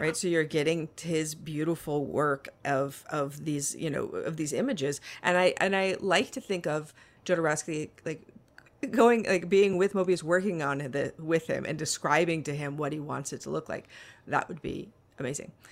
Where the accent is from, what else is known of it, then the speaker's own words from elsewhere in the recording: Las Vegas, Nevada, United States; I'm from Las Vegas.